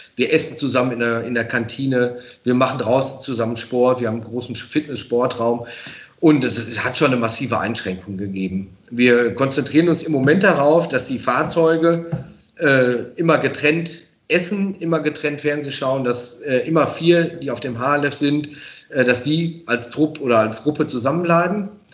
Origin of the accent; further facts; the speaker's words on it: Coesfeld, North Rhine-Westphalia, Germany; komme ich aus dem Münsterland, bin in der äh, Freiwilligen Feuerwehr in Coesfeld groß geworden